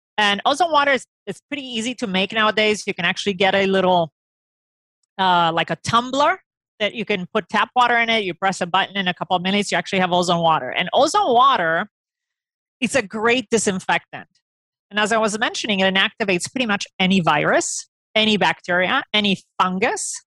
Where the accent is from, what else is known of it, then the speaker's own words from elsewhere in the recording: Romania; moved away; I grew up in Romania